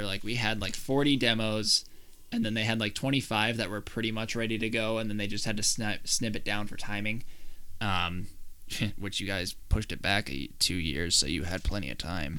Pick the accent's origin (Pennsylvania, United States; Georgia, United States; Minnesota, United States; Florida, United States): Minnesota, United States; We're from Minnesota, where it snows most months of the year.